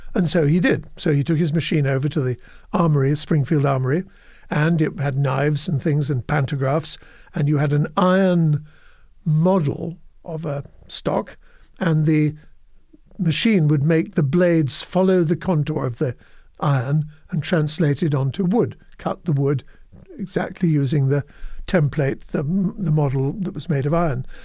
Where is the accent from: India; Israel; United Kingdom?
United Kingdom; moved away as an adult; also born or lived in New York, United States; now in United States; former life as a Brit and a European.